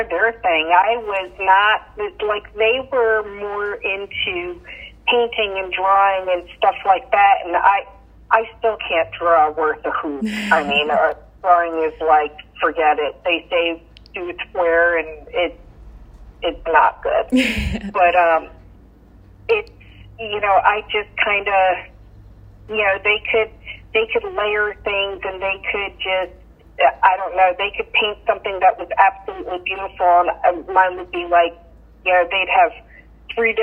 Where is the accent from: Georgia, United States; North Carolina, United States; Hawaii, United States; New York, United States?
New York, United States; Yonkers; moved away as an adult; also born or lived in Beacon, New York; now in Wakefield, United States; I was born in Yonkers, New York. Lived there until right before my teenage years, and then we moved from Yonkers up to Beacon, New York